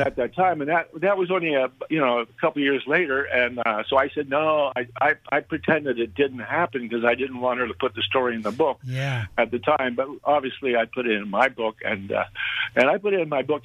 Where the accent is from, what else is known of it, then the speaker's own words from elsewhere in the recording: Montreal, Quebec, Canada; my hometown of Montreal